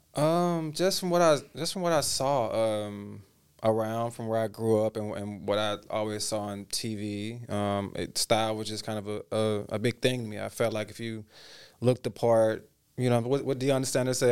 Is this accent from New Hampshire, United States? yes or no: no; Memphis, Tennessee, United States; moved away as an adult; also born or lived in Dallas, Texas / Hollywood, California; I'm originally from Dallas, Texas, and kinda migrated pretty soon after to Memphis, Tennessee